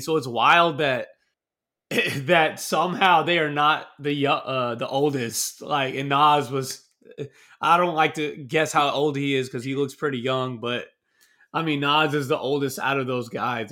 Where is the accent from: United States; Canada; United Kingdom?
United States; Texas; I'm from the South, I'm from Texas